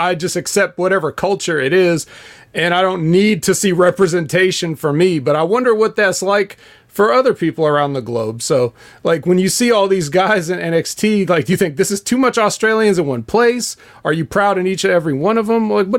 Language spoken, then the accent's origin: English; United States; being from America